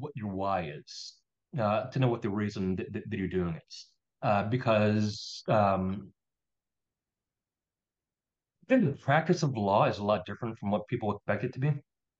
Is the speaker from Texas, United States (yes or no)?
no; Philadelphia, Pennsylvania, United States; also born or lived in New Orleans, Louisiana; I was born in New Orleans, Louisiana. Oh, okay. So culturally, a lot of my culinary tastes and personality probably was formed based in New Orleans. But I mostly grew up in Philadelphia.